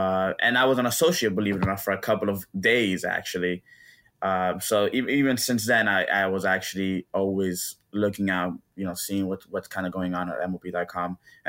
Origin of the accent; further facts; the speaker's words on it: Miami, Florida, United States; also born or lived in Dominican Republic / Tampa, Florida; now in St. Petersburg, United States; Yeah, I grew up in Miami. A little bit of background. My family is from the Dominican Republic